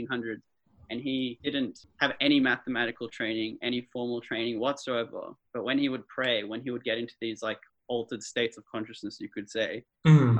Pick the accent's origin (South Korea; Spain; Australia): Australia; Melbourne, Victoria; also born or lived in Canberra; I'm from Melbourne